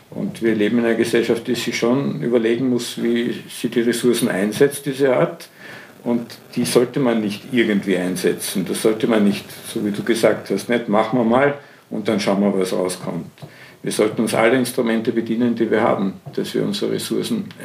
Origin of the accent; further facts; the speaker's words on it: Vienna, Austria; ich möchte mir das als Wiener anschauen